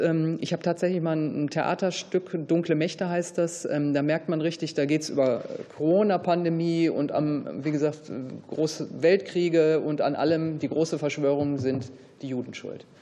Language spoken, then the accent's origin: German; Ruhr area, North Rhine-Westphalia, Germany; Also ich bin halt anders aufgewachsen im Ruhrgebiet